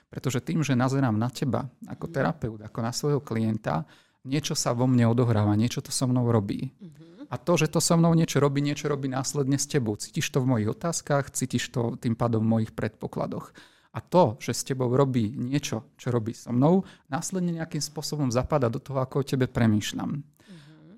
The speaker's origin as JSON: {"language": "Slovak", "country": "Slovakia", "said": "som Slovák"}